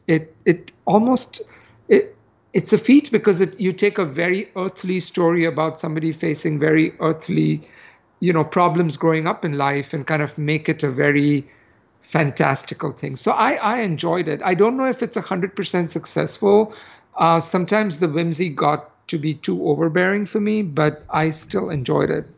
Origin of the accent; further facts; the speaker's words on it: India; moved away; growing up in India